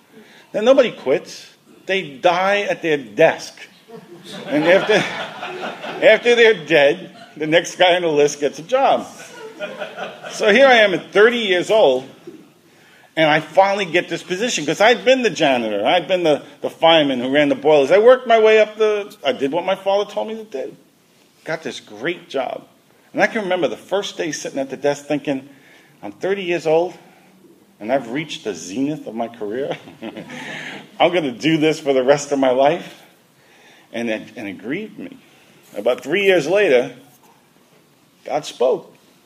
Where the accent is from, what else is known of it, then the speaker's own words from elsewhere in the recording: New York City, New York, United States; I was a kid growing up in Brooklyn.